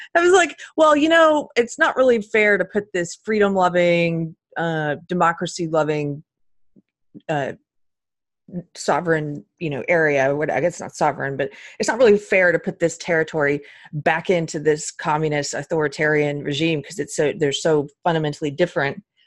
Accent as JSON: {"language": "English", "country": "United States", "tie": "born or raised there", "said": "I was born in this country"}